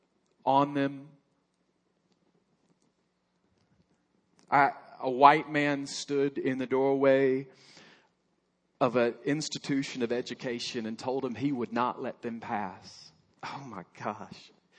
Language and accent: English; Alabama, United States; moved away; I grew up in Alabama, proud member of Alabama